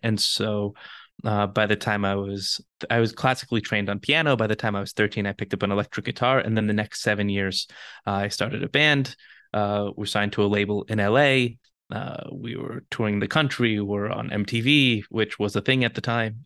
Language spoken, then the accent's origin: English; Los Angeles, California, United States; moved away as an adult; also born or lived in Jerusalem, Israel; now in Israel; I'm born and raised in Los Angeles